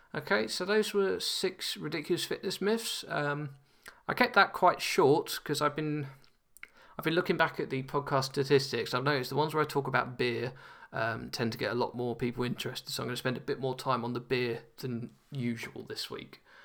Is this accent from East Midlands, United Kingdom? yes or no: no; London, United Kingdom; now in Nottingham, United Kingdom; as a Londoner